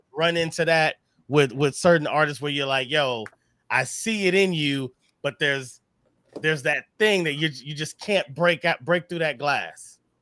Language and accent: English; Missouri, United States; we're both from Missouri